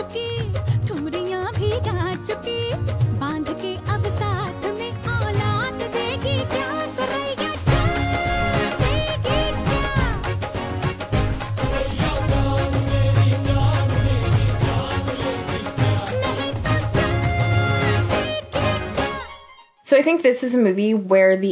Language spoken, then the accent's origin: English; United States; as an American who understands, like, is fluent in English